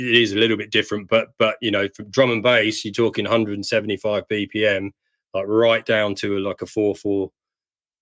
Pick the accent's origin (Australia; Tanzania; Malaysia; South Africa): Australia; Perth, Western Australia; in my hometown.